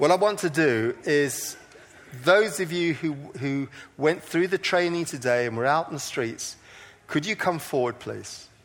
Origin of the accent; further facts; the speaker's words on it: Coleraine, Northern Ireland, United Kingdom; I come from Coleraine